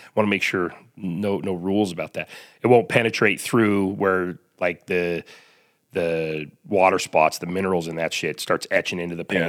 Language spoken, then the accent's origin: English; Salt Lake City, Utah, United States; I grew up here in Salt Lake